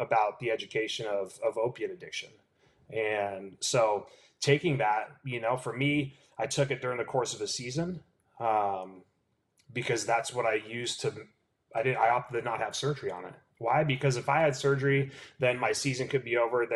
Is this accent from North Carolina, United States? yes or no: no; California, United States; I'm born and raised in California